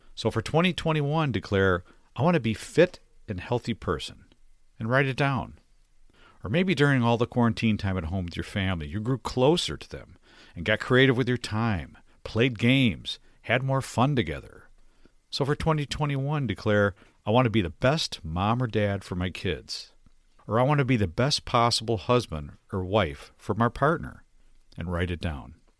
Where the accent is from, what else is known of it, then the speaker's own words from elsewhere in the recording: Detroit, Michigan, United States; also born or lived in Minnesota; My parents relocated to Detroit when I was young